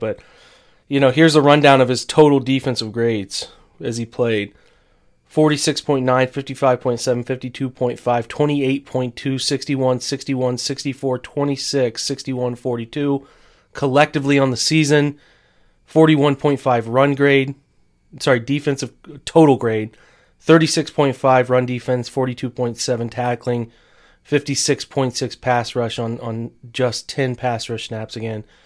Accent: Marion, United States; moved away; had to drive to Marion, my hometown

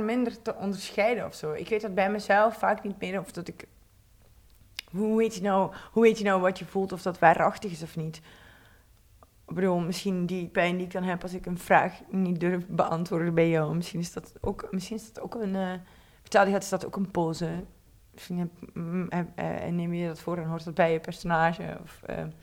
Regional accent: Belgian Limburg, Flanders, Belgium; moved away; ik kom van Belgisch Limburg

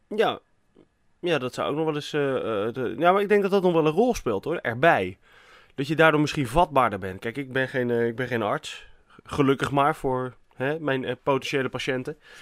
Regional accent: Netherlands; wij zijn ook vaak als Nederlanders

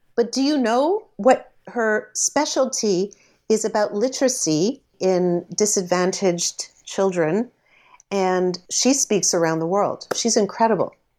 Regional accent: Canada; I'm a Canadian celebrity

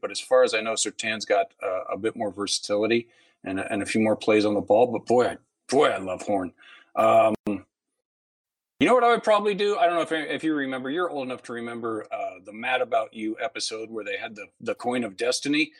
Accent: Ohio, United States; I I grew up in Ohio.

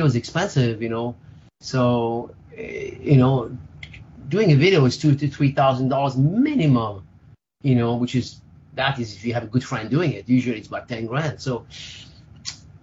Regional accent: Spain; moved away; also born or lived in France; My dad was Spanish, from Spain. I grew up in Spain, actually. I grew up in France and Spain

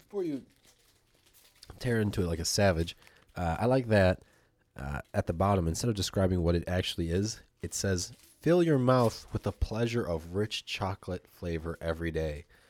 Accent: Poland; moved away; I'm from Poland

